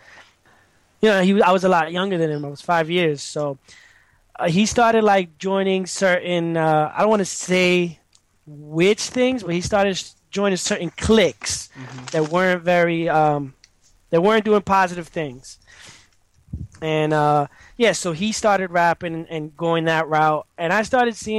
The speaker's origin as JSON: {"language": "English", "town": "New York City", "region": "New York", "country": "United States", "tie": "born or raised there", "said": "I was born in the Bronx, born and raised, and I've lived in the same area my whole life"}